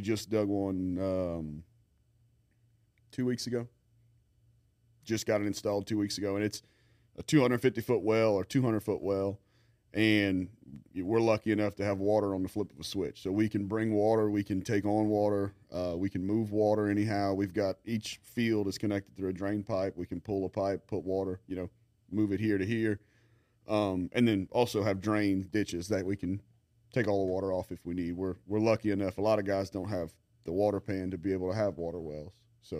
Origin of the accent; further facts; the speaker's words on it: Lafayette, Louisiana, United States; No, man, I grew up in Lafayette, went to St. Thomas More, went to LSU, UL, did all